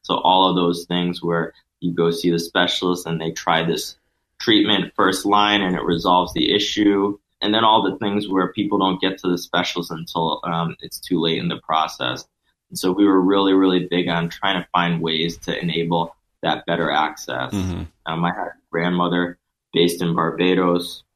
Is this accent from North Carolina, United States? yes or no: no; Connecticut, United States; I'm originally from Connecticut